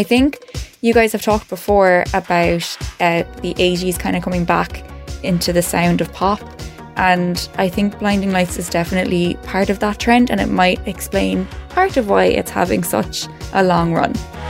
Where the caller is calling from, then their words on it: Cork, Munster, Ireland; I'm a listener from Cork City in Ireland.